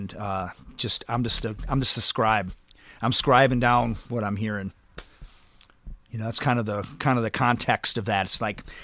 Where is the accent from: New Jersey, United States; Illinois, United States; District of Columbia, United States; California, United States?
Illinois, United States; Chicago; also born or lived in Louisville; being Chicagoan